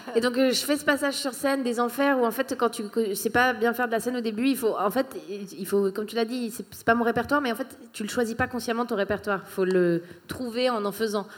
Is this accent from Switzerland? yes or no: yes; Switzerland; moved away as an adult; also born or lived in Paris, France / Australia; je suis suisse à la base